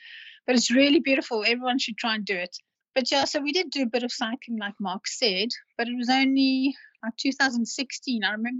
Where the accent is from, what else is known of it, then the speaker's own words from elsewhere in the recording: Cape Town, Western Cape, South Africa; because I'm from Cape Town and I always like to promote Cape Town as the most beautiful place in the world